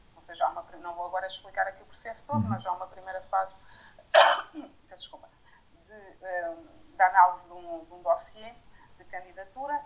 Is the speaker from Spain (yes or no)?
no; France; moved away as an adult; also born or lived in Paris, France; now in Portugal; realmente nasci, nasci e cresci em França. Vim para cá quando acabei os meus estudos em, em Paris